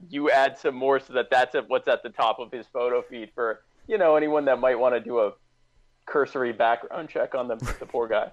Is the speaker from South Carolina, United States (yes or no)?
yes; South Carolina, United States; I'm from South, so I live in South Carolina Nikki Haley was my governor